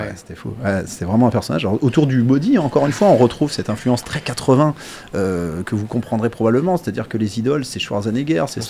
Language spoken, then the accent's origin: French; Les Ponts-de-Cé, Pays de la Loire, France; moi je suis angevin, je suis pont de CM même pour être exact